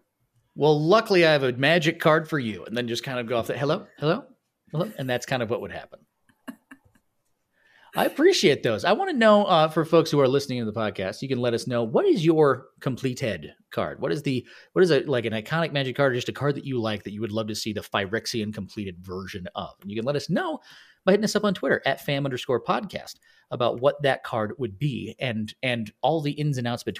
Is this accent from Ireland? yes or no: yes; Ireland; I mean, I'm Irish, so no.